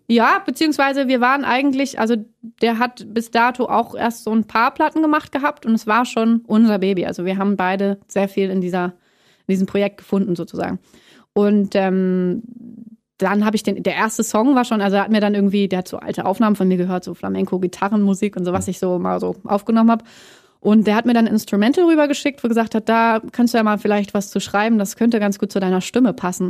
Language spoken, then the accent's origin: German; Hamburg, Germany; moved away as an adult; also born or lived in Plön / Bavaria; now in Berlin, Germany; aufgewachsen bin ich in Hamburg